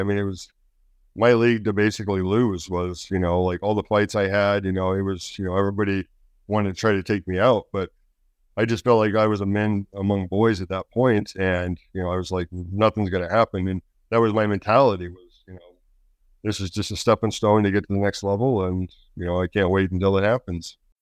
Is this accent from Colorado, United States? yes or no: no; Alaska, United States; also born or lived in California; My dad was a state game warden in California, and then went federal, so we transferred to Alaska.